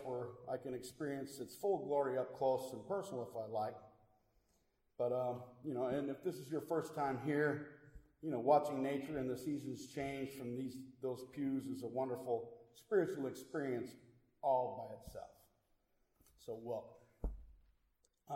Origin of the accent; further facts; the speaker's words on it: Milwaukee, Wisconsin, United States; my hometown of Milwaukee